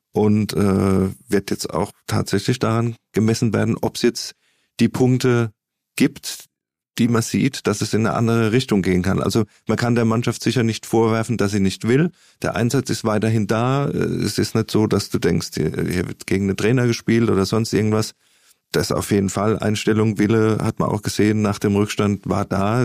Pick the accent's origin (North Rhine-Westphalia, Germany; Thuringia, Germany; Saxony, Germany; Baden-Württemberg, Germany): Baden-Württemberg, Germany; Mannheim; als, als Mannheimer, als Kurpfälzer